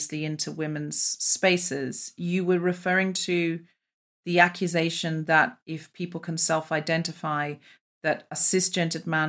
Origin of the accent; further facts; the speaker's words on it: Australia; moved away; I am an Australian adopted left-handed immigrant woman.